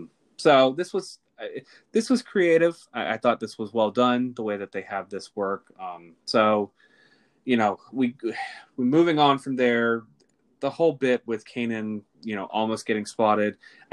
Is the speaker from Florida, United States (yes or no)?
yes; Florida, United States; we are both from the South, we're both from Florida